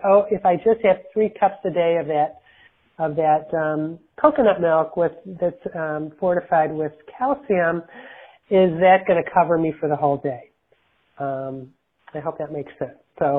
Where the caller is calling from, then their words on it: Detroit, Michigan, United States; I'm calling from the Detroit area in Michigan